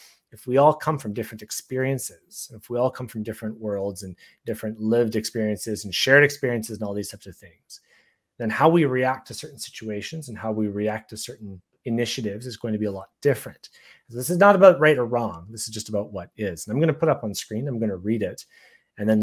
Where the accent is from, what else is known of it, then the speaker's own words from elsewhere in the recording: Canada; I'm Canadian